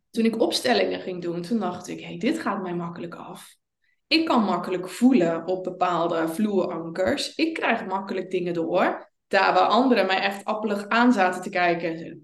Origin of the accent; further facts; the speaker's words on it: Zeelandic Flanders, Netherlands; ik kom uit Zeeuws-Vlaanderen